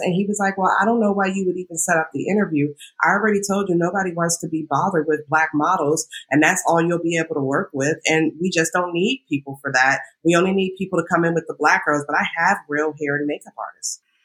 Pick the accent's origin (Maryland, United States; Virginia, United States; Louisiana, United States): Virginia, United States; Northern; moved away as an adult; now in New York, United States; I grew up in Northern Virginia